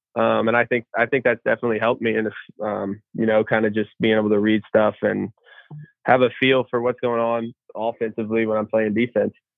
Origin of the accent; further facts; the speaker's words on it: Evansville, Indiana, United States; moved away as an adult; I'm from Evansville, Indiana. I played at uh, Memorial High School, little 3A school, um, Southern Indiana